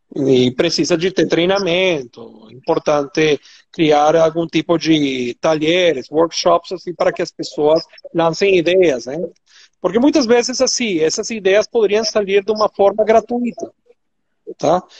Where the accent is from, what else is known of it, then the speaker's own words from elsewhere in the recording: Venezuela; accent: Venezuelan; Portuguese is a second language; now in Brazil; meu sotaque venezuelano